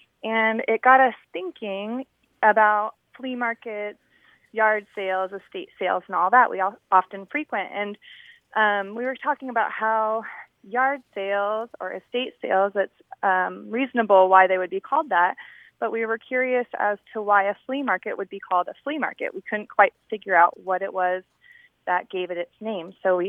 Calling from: Orange County, California, United States; I'm calling from Orange County.

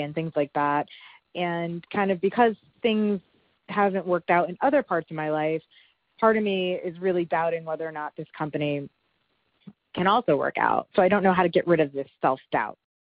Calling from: Florida, United States; I'm calling from Florida.

